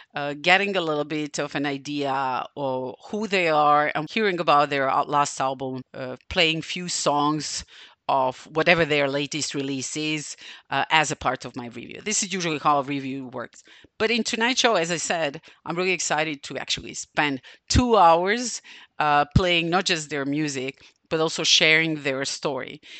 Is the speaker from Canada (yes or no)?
no; Novi Sad, Vojvodina, Serbia; it's happening in my hometown